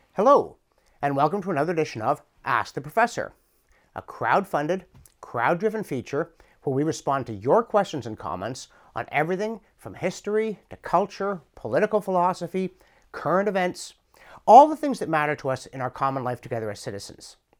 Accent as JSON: {"language": "English", "country": "Canada", "tie": "born or raised there", "said": "through accident of birth and the course of my life, I'm a Canadian"}